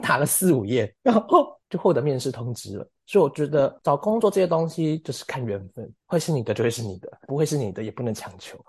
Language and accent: Chinese; Taiwan; moved away as an adult; now in London, United Kingdom; 我二十六岁来自台湾，然后我是一个剧场实践者